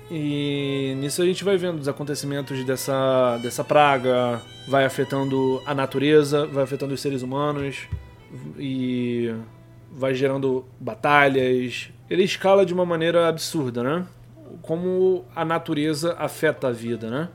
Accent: Brazil; nós, como brasileiros

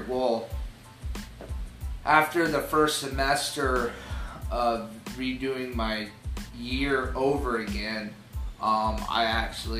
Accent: Florida, United States; I'm actually sixth generation, you know, Floridian

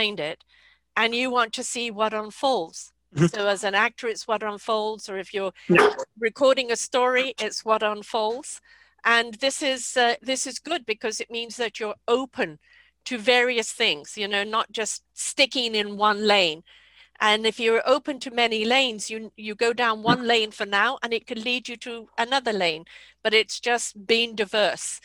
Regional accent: England, United Kingdom; moved away; I'm from England

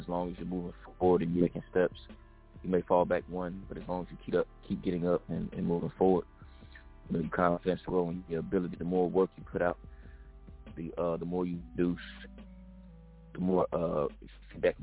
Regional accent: Atlanta, Georgia, United States; moved away as an adult; now in San Diego, United States; I'm from Atlanta, Georgia, living in San Diego

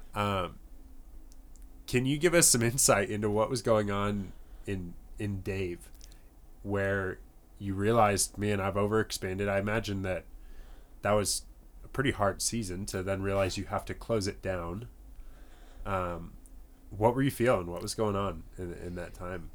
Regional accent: Northern Colorado, United States; growing up in Northern Colorado

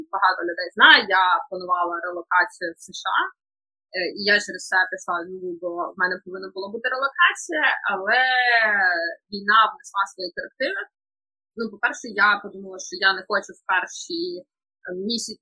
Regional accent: Kharkiv, Kharkiv Oblast, Ukraine; я взагалі з Харкова

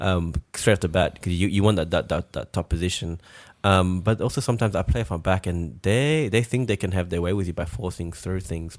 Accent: France; moved away; we're from France

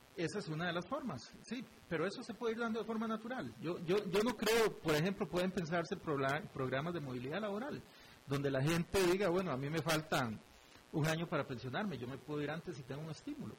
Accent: Costa Rica

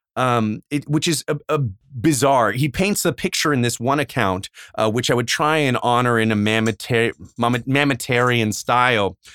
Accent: Arizona, United States; we grew up in Arizona

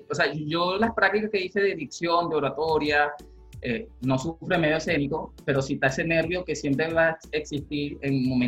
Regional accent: Valle de la Pascua, Guárico, Venezuela; que vengo de Guárico, Valle de la Pascua, que soy de Guárico, del Valle de la Pascua

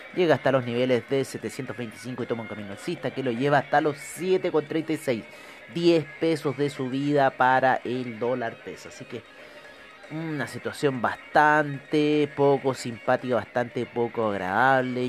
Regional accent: Chile; uno como chileno

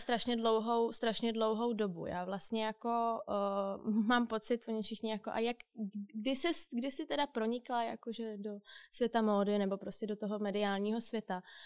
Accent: Czechia; bych řekla, že jsem typický Čech, asi nejsem. Ale možná typický moderní Čech nebo typický moderní Evropan

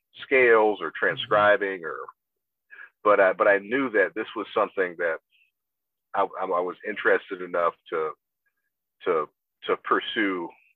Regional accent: Augusta, Georgia, United States; I'm from Augusta, Georgia.

